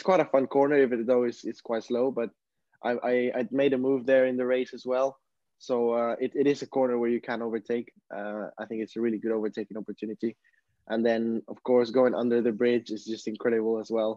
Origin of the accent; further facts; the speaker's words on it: Peru; now in Barcelona, Spain; I come from Peru. I'm currently living in Barcelona